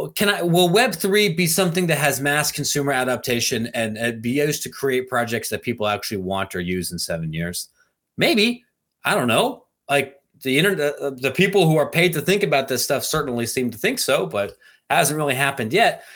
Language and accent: English; Ohio, United States; I, I'm from Ohio